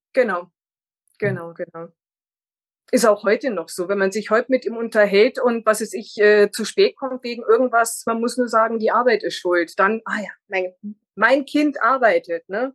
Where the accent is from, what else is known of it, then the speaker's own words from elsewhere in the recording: near Munich, Bavaria, Germany; also born or lived in northern Germany; im zarten Alter von drei Jahren sind wir hier in die Nähe gezogen und äh, ich bin dann auch immer so in, in der näheren Umgebung geblieben